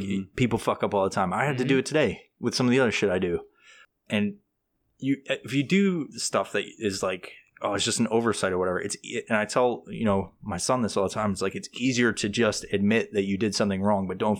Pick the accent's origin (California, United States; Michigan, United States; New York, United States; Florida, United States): New York, United States; I'm from New York originally, but I haven't been back in so many fucking years.